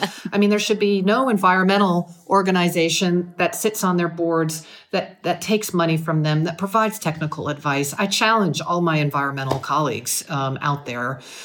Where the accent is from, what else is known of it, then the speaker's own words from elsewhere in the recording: United States; moved away; an American citizen